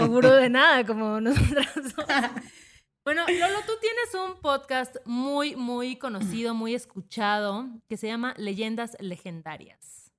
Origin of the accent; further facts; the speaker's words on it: southern Mexico, Mexico; en el sur yo soy sur represent